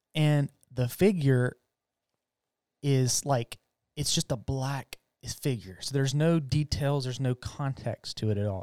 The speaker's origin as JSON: {"language": "English", "country": "United States", "said": "I'm an American, I'm a gringo"}